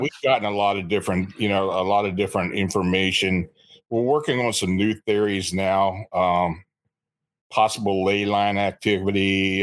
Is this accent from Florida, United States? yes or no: no; near Gettysburg, Pennsylvania, United States; I was born and raised near Gettysburg